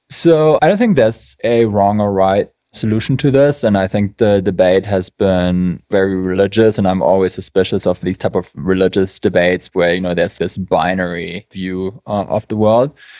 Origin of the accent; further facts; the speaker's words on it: Germany; now in United States; I'm from Germany, we just love policy and process